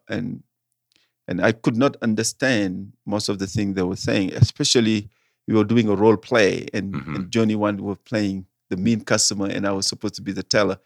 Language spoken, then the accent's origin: English; Senegal; English is a second language; moved away as an adult; now in Denver, United States; I am originally from Senegal, West Africa, French speaking country.